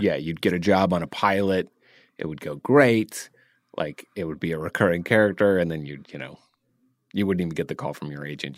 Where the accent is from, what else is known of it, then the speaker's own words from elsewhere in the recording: Decatur, Georgia, United States; grew up in DeKalb